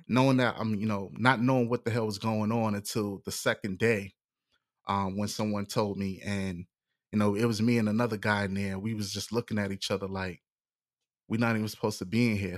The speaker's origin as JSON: {"language": "English", "town": "New York City", "region": "New York", "country": "United States", "tie": "born or raised there", "also_born_or_lived": "Hillsborough County, Florida", "moved": "yes", "said": "where I'm from, you know, I was born in the Bronx"}